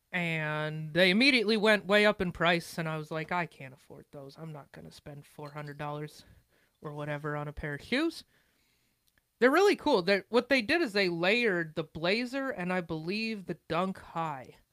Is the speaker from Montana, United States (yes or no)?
yes; Montana, United States; I'm from Montana